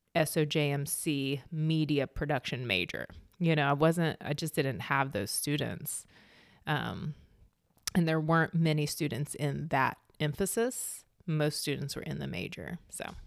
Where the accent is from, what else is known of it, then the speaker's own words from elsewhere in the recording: Meadow Bridge, West Virginia, United States; moved away as an adult; also born or lived in California; that kinda upbringing in small town West Virginia